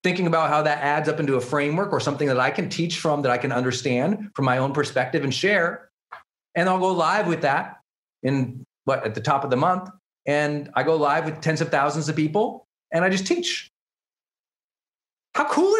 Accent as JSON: {"language": "English", "region": "Montana", "country": "United States", "tie": "born or raised there", "said": "I'm from Montana. For those who don't know, I grew up in a super small town."}